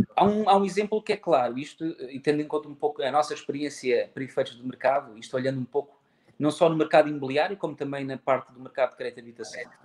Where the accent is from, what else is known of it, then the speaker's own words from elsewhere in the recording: Faro, Algarve, Portugal; sou natural de Faro